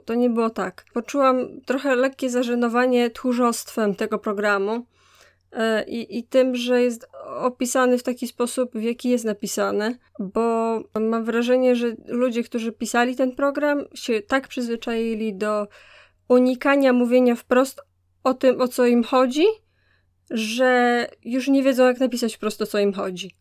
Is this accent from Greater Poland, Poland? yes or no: no; Wrocław, Lower Silesian Voivodeship, Poland; ja jako wrocławianka z, z dziada pradziada